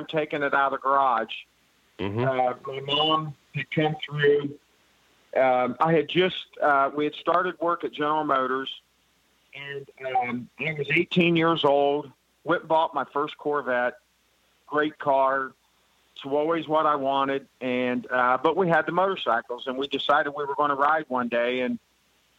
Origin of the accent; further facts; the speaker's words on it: Columbus, Ohio, United States; also born or lived in West Virginia; I've been here all my life